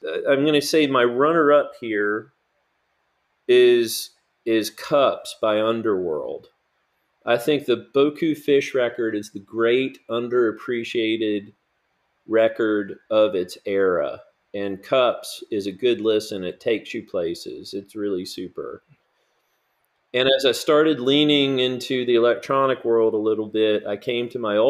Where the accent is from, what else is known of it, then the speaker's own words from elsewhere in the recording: Chapel Hill, North Carolina, United States; I grew up in Chapel Hill in the 1990s